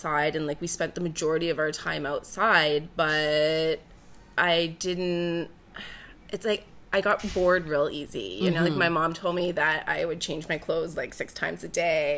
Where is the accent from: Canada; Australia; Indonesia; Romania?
Canada; Peterborough, Ontario; moved away as an adult; now in Toronto, Canada; I was born in Peterborough, Ontario. I grew up on a farm about an hour outside of the city.